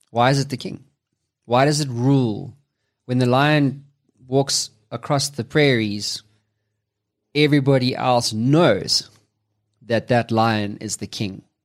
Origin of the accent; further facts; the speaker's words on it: South Africa; I'm from Africa, South Africa specifically